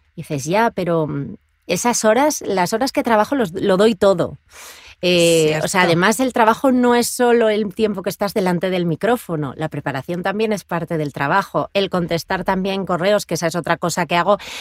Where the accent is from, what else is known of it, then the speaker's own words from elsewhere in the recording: Asturias, Spain; moved away as an adult; now in Madrid, Spain; Porque yo vivía en Asturias, yo soy asturiana, en el norte de España